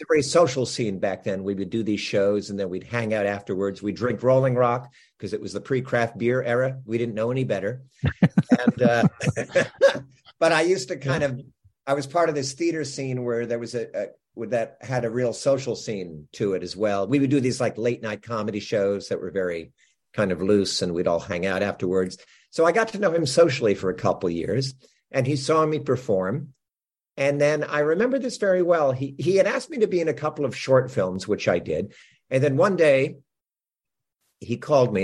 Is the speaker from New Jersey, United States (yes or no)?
yes; New Jersey, United States; I grew up in New Jersey